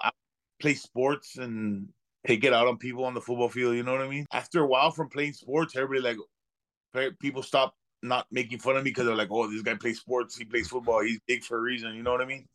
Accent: Laredo, Texas, United States; I'm from Laredo, Texas

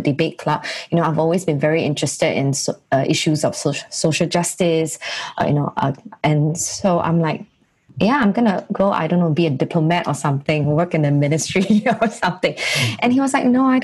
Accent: Singapore; I was being that Singaporean girl

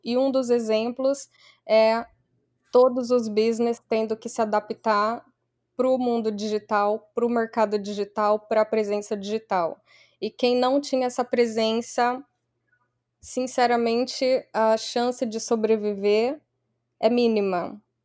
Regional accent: Barueri, São Paulo, Brazil; moved away as an adult; also born or lived in Santos, Brazil / Houston, Texas, United States; now in New York, United States; eu sou da Grande São Paulo, uma cidade relativamente pequena, Barueri

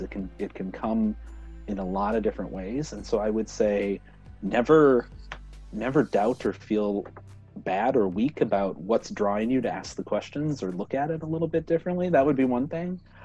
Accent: Minnesota, United States; moved away; back home in Minnesota

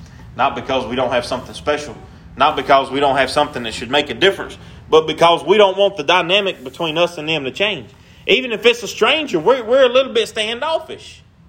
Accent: Pine, United States; And I wasn't ashamed of being from Pine.

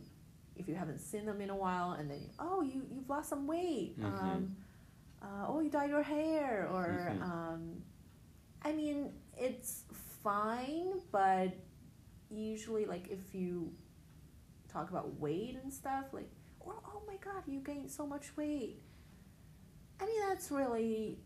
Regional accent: China; I'm from China.

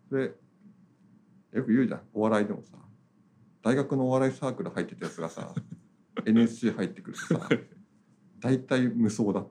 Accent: Niigata, Japan; moved away as an adult; also born or lived in Tokyo

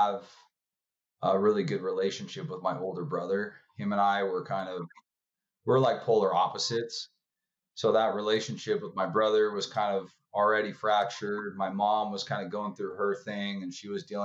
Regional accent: Orange County, California, United States; I was raised in Orange County, California

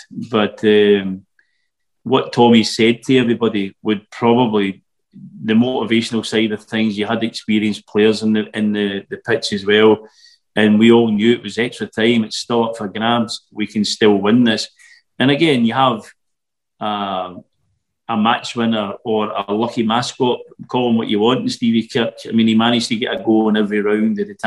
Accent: Newarthill, Scotland, United Kingdom; as a local boy, as I said, growing up in Newark Hill

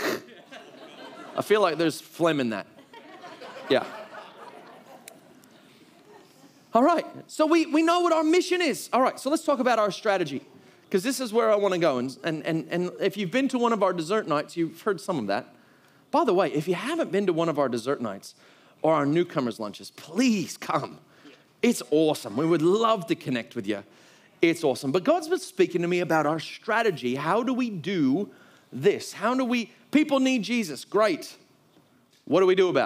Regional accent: United States; moved away; I'm from the United States

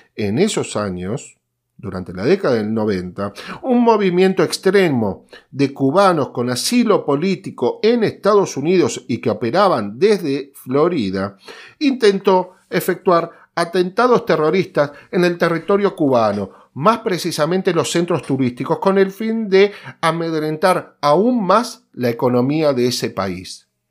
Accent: Argentina; como argentinos

